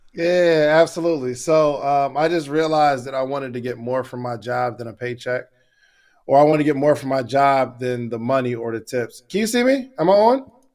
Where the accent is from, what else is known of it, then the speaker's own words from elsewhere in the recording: Willingboro, New Jersey, United States; also born or lived in Morrow, Georgia / Alabama; now in Georgia, United States; I grew up in Willingboro, New Jersey, moved to, uh, Morrow, Georgia, and, uh, went to school at Alabama A and M, then came back to Georgia